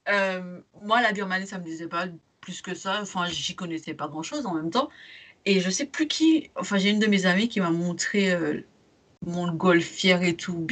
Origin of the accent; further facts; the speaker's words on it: France; je parle français en portugais, et je suis française.